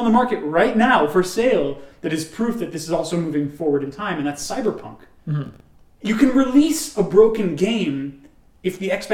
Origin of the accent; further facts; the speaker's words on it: New York, United States; we're from New York